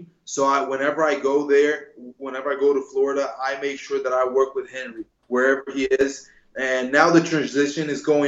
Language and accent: English; Brazil; also born or lived in New Jersey, United States; I lived in Brazil since I'm 6 years old. I was born in Jersey, but then moved with my mother to Brazil.